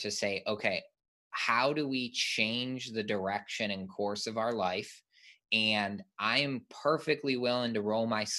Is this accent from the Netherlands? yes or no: no; Michigan, United States; I grew up in Michigan and played ice hockey growing up